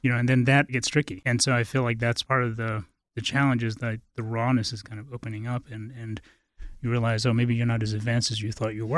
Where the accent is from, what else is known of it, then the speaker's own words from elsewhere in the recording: Bodh Gaya, Bihar, India; also born or lived in Halifax, Nova Scotia; now in Boulder, United States; I was raised in India, uh, with my mother. we were in a Tibetan refugee situation